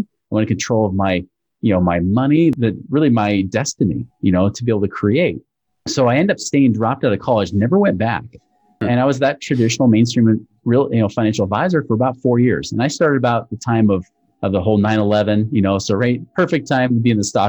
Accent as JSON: {"language": "English", "town": "Portland", "region": "Oregon", "country": "United States", "moved": "as an adult", "lives_now": "Utah, United States", "said": "I'm originally from Portland, Oregon area, but I moved out to Utah about 22 years ago to finish up my schooling"}